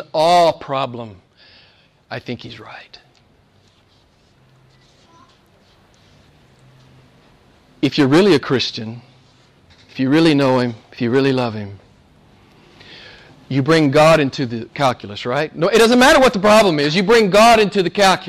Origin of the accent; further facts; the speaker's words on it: the American South, United States; accent: southern; my southern accent